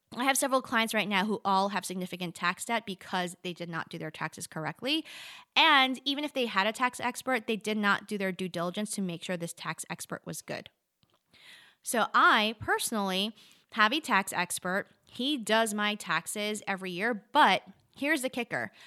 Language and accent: English; New York City, New York, United States; also born or lived in Charlotte, North Carolina; now in Asheville, United States; I grew up in New York City